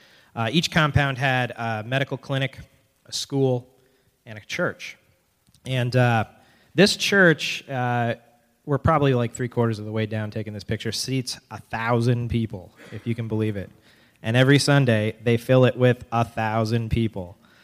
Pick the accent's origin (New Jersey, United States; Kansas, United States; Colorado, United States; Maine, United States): Maine, United States; Biddeford; And we're from Biddeford. We're the token out-of-staters, so, or out-of-towners, I guess.